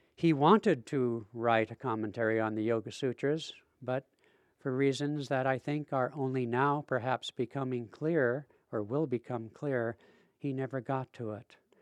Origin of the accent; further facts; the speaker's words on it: Seattle, Washington, United States; I'm from Seattle